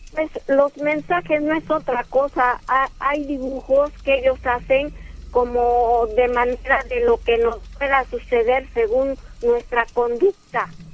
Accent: Oaxaca, Mexico; moved away as an adult; hace años antes de salir de Oaxaca, de mi pueblo, yo salí del 2011

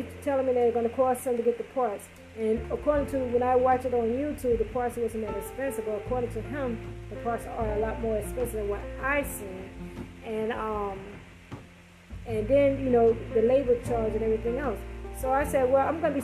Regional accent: New York, United States; moved away; I'm from New York

